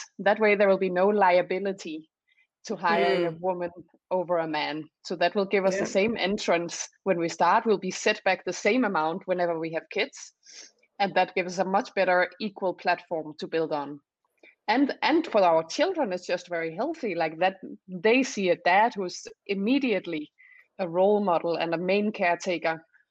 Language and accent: English; Denmark; So I'm from Denmark, and we actually have pretty good conditions.